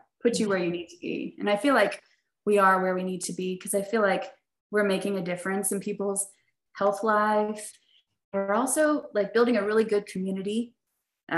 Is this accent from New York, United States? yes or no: no; Dallas, Texas, United States; also born or lived in Poplar Bluff, Missouri; now in Fayetteville, United States; I grew up in Dallas